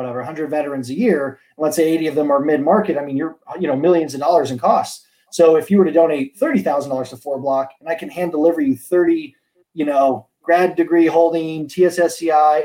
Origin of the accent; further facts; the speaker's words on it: Laguna Beach, California, United States; I was born in Laguna Beach, California.